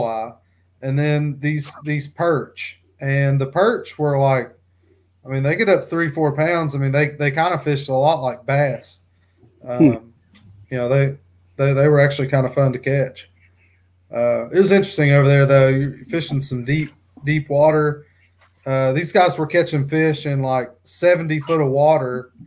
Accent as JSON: {"language": "English", "region": "Eastern Kentucky", "country": "United States", "said": "I'm from Eastern Kentucky"}